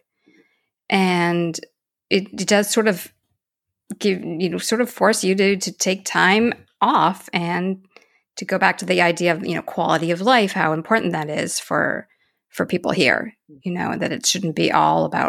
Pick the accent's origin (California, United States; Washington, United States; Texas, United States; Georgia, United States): California, United States; Los Angeles; moved away as an adult; now in Paris, France; Growing up in Los Angeles, which is a big city